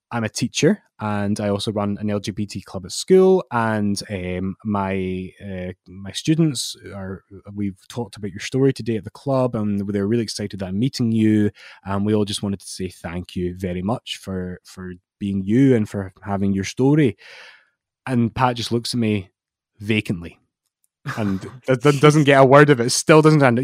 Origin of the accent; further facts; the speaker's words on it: Scotland, United Kingdom; I'm Scottish